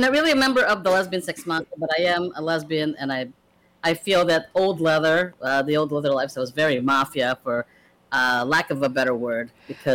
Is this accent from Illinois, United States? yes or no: yes; Chicago, Illinois, United States; also born or lived in Philippines; I pretty much grew up in Chicago most of my life. My family emigrated here, and I came here very young. I was like 8, and emigrated to the U.S.